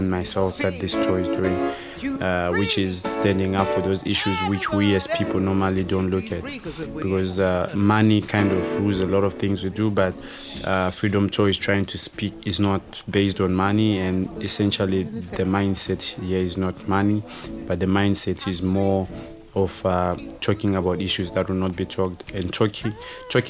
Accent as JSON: {"language": "English", "country": "Zimbabwe", "tie": "born or raised there", "also_born_or_lived": "Huddersfield, United Kingdom", "moved": "as an adult", "lives_now": "United Kingdom", "said": "I'm from Zimbabwe. I was born in Zimbabwe, grew up in Zimbabwe"}